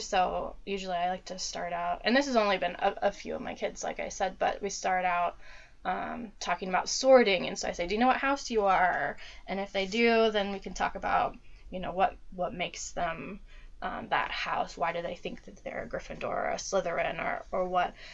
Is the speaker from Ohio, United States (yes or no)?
yes; Dayton, Ohio, United States; I'm from Dayton, Ohio. Um, I've lived here uh, all my life mostly.